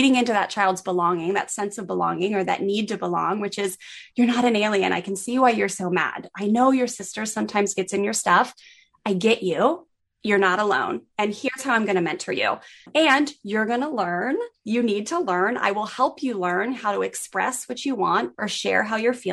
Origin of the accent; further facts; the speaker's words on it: Maryland, United States; I grew up in on the East Coast in Maryland